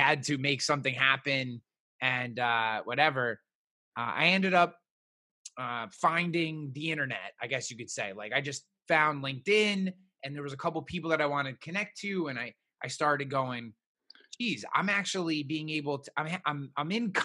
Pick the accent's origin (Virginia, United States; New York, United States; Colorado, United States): New York, United States; Albany; we are both from the Albany, New York area. Which is about 2.5 hours north of New York City.